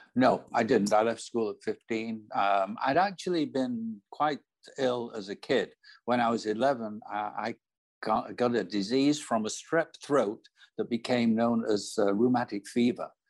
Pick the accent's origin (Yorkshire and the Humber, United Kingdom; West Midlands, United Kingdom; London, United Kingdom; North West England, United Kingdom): North West England, United Kingdom; Manchester; moved away; I was born in Manchester in the north of England.